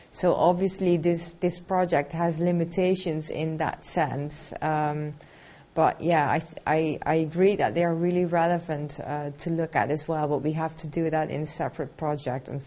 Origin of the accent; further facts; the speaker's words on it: Turkey; English is a second language; Hi, uh, I I came from Turkey. Uh, I am visiting scholar in uh, Cambridge University uh, about educational leadership.